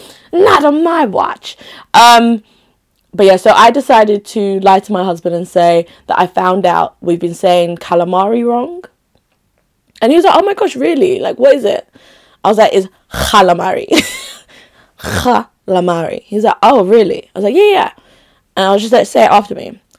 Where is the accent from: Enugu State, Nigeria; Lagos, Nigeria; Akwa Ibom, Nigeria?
Enugu State, Nigeria; Enugu; also born or lived in Makurdi / Onitsha; I was in, of course, Onitsha, which is my rep place. Enugu. I was born in Enugu. Like, I've lived in different places, basically. within Nigeria.